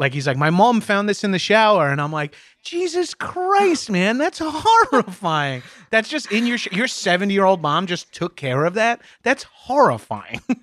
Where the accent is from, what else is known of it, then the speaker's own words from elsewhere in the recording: Long Island, New York, United States; moved away as an adult; now in Southern California, United States; I grew up on Long Island, which is just outside of New York City